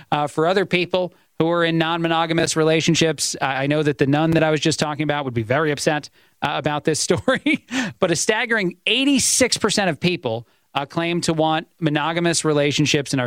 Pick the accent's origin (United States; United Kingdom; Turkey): United States; East Coast; I'm an Italian. I'm from the East Coast